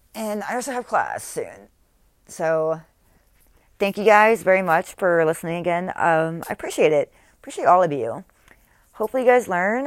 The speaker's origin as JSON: {"language": "English", "region": "North Carolina", "country": "United States", "also_born_or_lived": "Texas", "said": "I'm from North Carolina"}